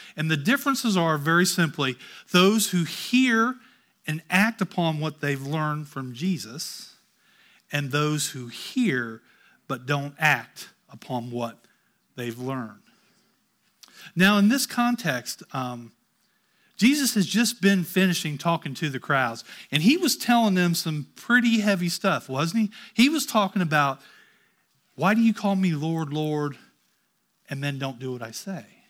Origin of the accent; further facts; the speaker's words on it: Ohio, United States; I grew up in Ohio